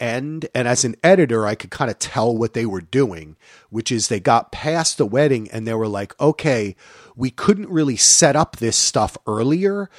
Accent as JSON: {"language": "English", "region": "New Jersey", "country": "United States", "said": "I'm from New Jersey"}